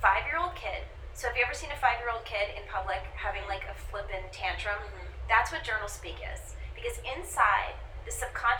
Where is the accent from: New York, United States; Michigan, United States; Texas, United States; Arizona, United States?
New York, United States; I'm a New Yorker